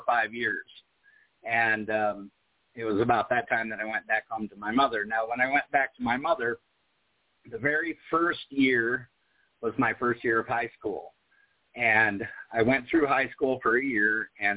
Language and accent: English; Des Moines, Iowa, United States; also born or lived in California / Cherokee, Iowa; now in Huntsville, United States; at 8 years old, we moved from California to the state of Iowa, and that's where her family is from